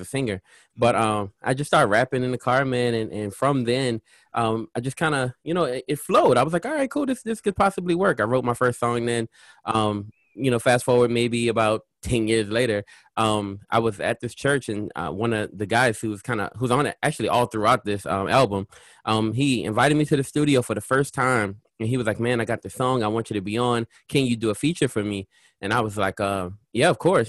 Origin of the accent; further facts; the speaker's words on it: New Orleans, Louisiana, United States; I'm from Louisiana. So I was in the heart of New Orleans